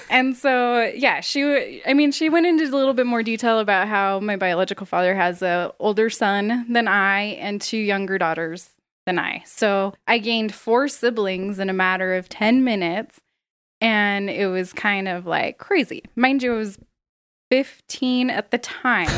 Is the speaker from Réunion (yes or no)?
no; South Jordan, Utah, United States; I grew up in South Jordan, Utah. Pretty basic Utah.